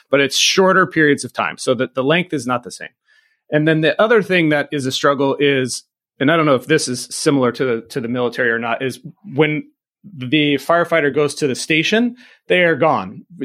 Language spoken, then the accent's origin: English; Camp Pendleton, California, United States; born there; I was born on Camp Pendleton and my dad was Marine.